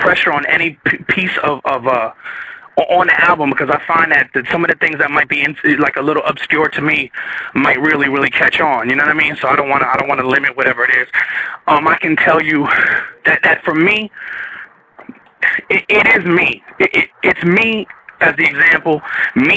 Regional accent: New Jersey, United States; moved away; I'm from Jersey.

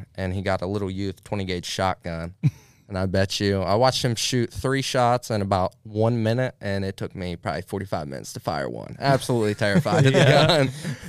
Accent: United States; we grew up in Highland County.

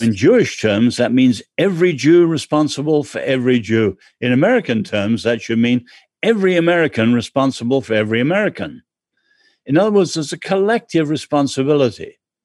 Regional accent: England, United Kingdom; I'm English

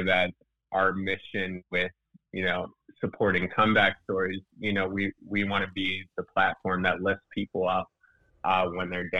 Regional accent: West Chester, Pennsylvania, United States; I grew up in Westchester. It's a suburb outside of Philadelphia, about 30 minutes outside the city

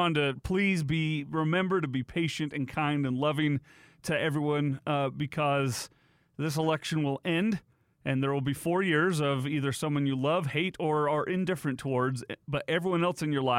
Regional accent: United States; we as an American people

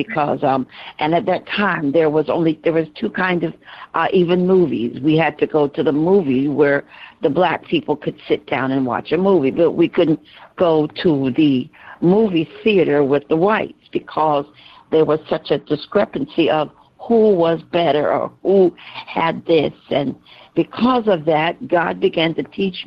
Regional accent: Georgia, United States; as a child, I grew up in the South and in Georgia

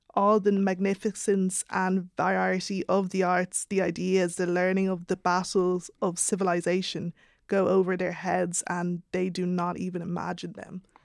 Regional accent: Ireland; born or raised there

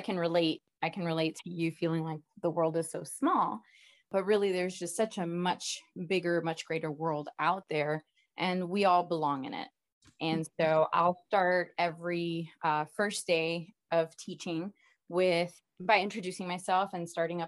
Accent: Hialeah, Florida, United States; I am originally from South Florida, from Miami, actually a smaller town called Hialeah. I'm from Hialeah, Florida.

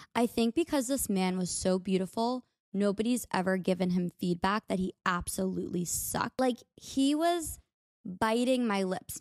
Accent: United States; accent: American; my American accent

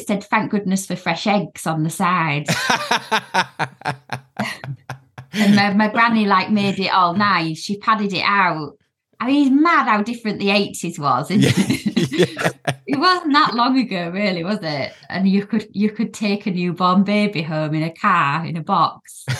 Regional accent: South West England, United Kingdom; But I'm allowed to say that because I am Cornish, you see.

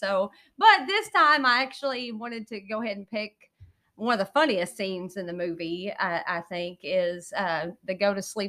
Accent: Wayne County, Kentucky, United States; I grew up in Wayne County, Kentucky, and it's a lot of the same setting as Old Brother Warthow. It's like taking a trip in the past.

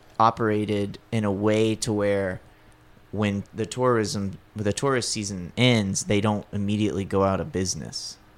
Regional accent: Gulf Shores, Alabama, United States; no, I'm from here. And I, she goes, where are you from? Like, Gulf Shores.

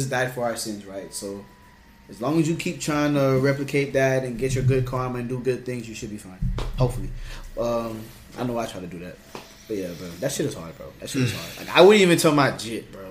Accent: Palm Beach County, Florida, United States; We're from Florida, bro. We're from Palm Beach County

